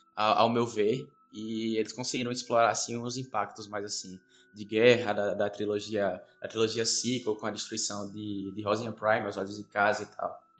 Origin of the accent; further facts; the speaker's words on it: Bahia, Brazil; eu sou baiano